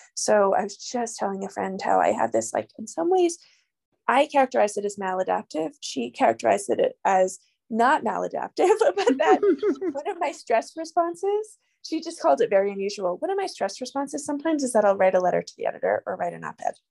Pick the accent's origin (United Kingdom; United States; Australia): United States; New York; moved away as an adult; now in New Mexico, United States; I'm originally from New York, although I've been a New Mexican since for 16 years